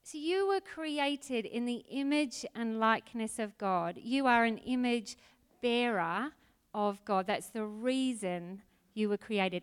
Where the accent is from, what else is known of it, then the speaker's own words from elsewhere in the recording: Auckland, New Zealand; moved away as an adult; also born or lived in Adelaide; now in Australia; I was brought up in New Zealand and Auckland